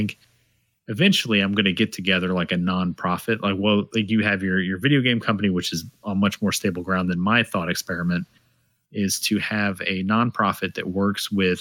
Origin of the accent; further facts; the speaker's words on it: Georgia, United States; I was born in Georgia